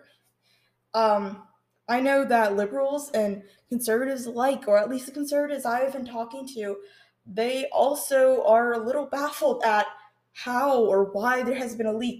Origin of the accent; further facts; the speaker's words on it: New Jersey, United States; in my home state of New Jersey